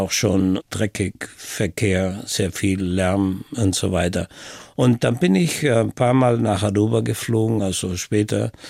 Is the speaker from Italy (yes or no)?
yes; Brixen, Trentino-Alto Adige, Italy; Ich bin in Brixen in Südtirol aufgewachsen. Und in der Gegend gab es eine Brücke und die wurde dann von den Amerikanern natürlich zerstört. Und die ganze Stadt war zerstört.